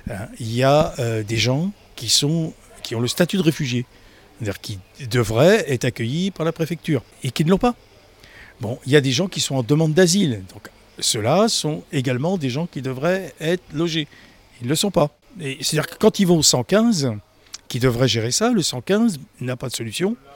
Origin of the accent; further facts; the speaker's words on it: Somalia; now in France; De Somalie.